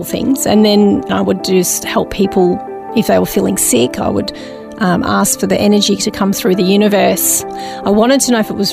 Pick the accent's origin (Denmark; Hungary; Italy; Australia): Australia; Melbourne, Victoria; also born or lived in Footscray, Melbourne; I was born in Footscray in Melbourne and in a northern suburb most of my life. Haven't really gone far from where I grew up, in Avondale Heights.